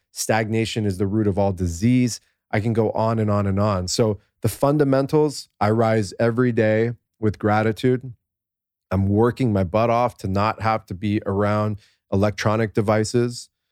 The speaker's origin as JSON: {"language": "English", "country": "United States", "tie": "born or raised there", "said": "I'm this American kid with these two pa-, Persian parents"}